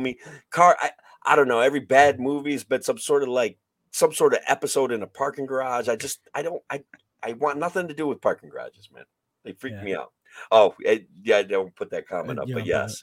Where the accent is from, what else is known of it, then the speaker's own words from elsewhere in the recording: Oneonta, New York, United States; my hometown of Oneonta